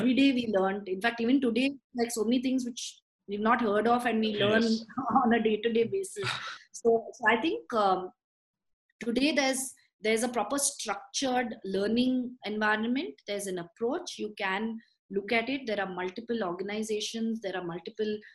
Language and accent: English; India; I'm super proud as an Indian